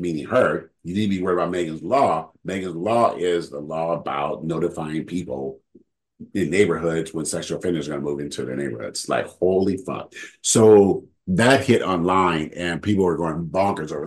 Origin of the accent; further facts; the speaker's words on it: California, United States; I'm from California